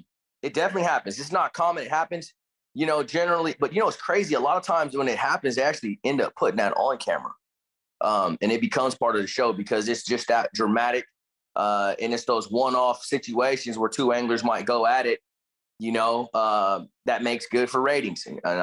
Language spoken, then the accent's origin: English; Richmond, California, United States; also born or lived in Suisun City, California; I was born and raised in Richmond and then later moved to to kind of like Northeast Bay Area to a small town called Sassoon, which is Fairfield, Sassoon. They're like one and the same. I grew up there